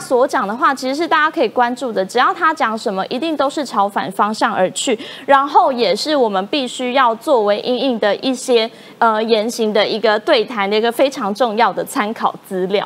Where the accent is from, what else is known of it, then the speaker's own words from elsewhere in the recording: Taiwan; 作为台湾人是非常有感啦